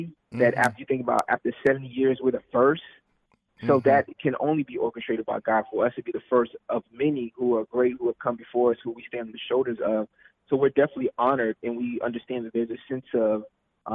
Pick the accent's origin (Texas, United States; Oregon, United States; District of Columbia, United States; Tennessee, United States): District of Columbia, United States; Washington; I was born in Washington, D.C.